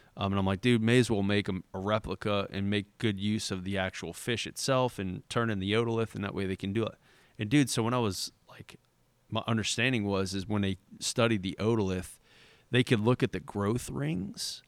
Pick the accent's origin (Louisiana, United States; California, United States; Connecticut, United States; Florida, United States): Louisiana, United States; Port Sulphur; growing up in, in Port Sulphur